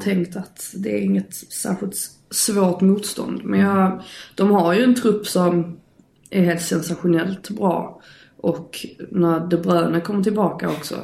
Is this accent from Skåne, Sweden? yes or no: yes; Skåne, Sweden; jag är skåning